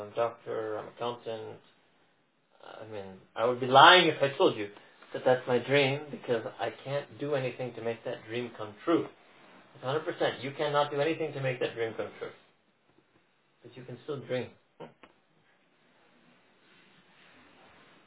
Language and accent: English; United States; born and raised in America, like me